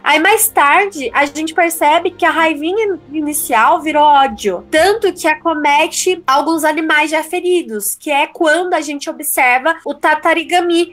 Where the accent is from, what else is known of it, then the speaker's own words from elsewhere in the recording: Brazil; somos mais somos brasileiros